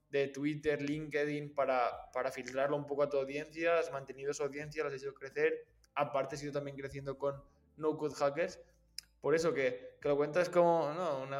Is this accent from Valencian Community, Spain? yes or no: yes; Valencia, Valencian Community, Spain; ya que estoy aquí … eh, soy de Valencia y también podemos quedar y conocernos